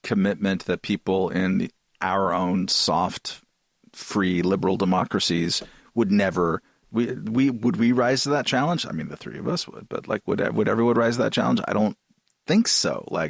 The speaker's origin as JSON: {"language": "English", "town": "Boston", "region": "Massachusetts", "country": "United States", "said": "So, and we're from Boston."}